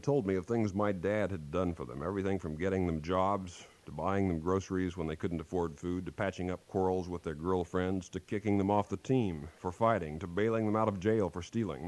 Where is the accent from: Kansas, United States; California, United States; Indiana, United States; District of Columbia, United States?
Kansas, United States; moved away; back in my home state of Kansas